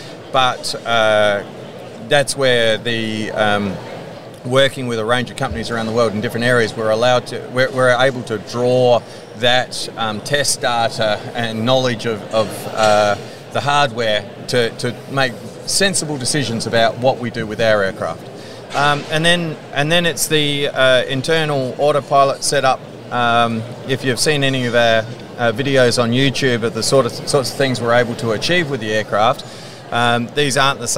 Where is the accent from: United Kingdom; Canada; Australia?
Australia; Adelaide, South Australia; South Australia, so Adelaide. Okay. So farm boy originally, and haven't moved too far from where I grew up, and sleepy little town of Adelaide.